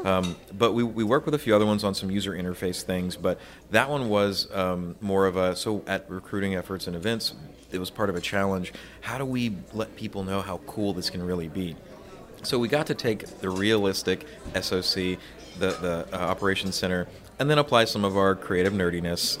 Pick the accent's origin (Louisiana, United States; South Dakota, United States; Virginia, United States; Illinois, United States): Louisiana, United States; my home state of Louisiana